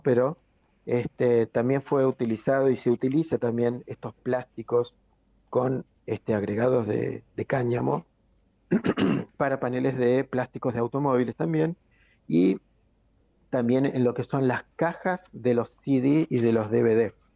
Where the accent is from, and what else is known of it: Argentina